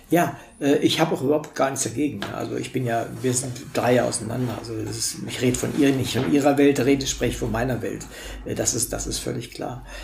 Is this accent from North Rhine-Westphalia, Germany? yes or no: no; Wolfenbüttel, Lower Saxony, Germany; moved away; ich komme aus Wolfenbüttel, das ist 40 okay. Kilometer von der Grenze entfernt. Wir waren auch im, im, Grenzland sozusagen, da bin ich aufgewachsen.